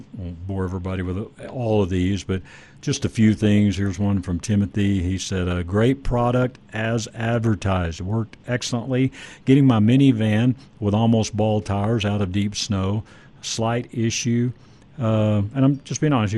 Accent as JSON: {"language": "English", "area": "Dallas-Fort Worth area", "region": "Texas", "country": "United States", "tie": "born or raised there", "moved": "yes", "said": "I grew up in the Dallas-Fort Worth area"}